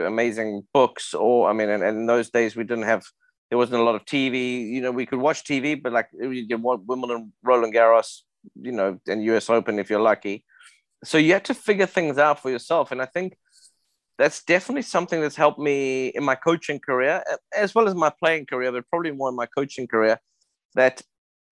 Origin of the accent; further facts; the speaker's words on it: South Africa; I grew up in South Africa in the 80s.